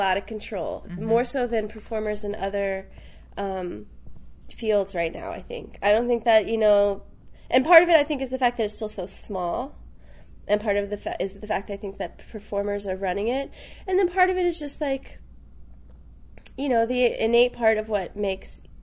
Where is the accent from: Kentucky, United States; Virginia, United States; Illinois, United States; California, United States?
Virginia, United States; Richmond; born or raised there; now in New York, United States